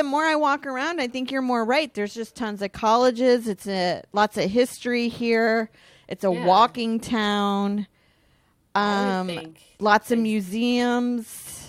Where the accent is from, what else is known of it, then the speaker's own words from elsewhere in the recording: Houston, Texas, United States; I'm from Houston, and always had fair-weathered sports fans.